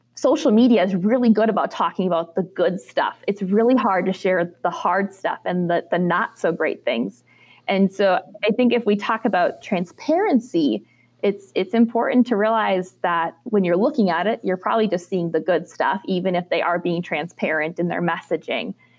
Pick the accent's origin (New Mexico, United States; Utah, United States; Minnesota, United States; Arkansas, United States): Minnesota, United States; moved away as an adult; as a young girl growing up in Minnesota in the dairy industry